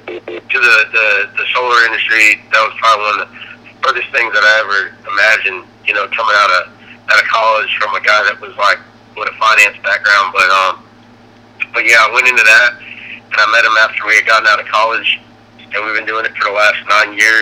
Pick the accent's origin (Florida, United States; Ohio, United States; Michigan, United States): Florida, United States; Longwood; also born or lived in Volusia County, Florida / Nashville; I grew up in Longwood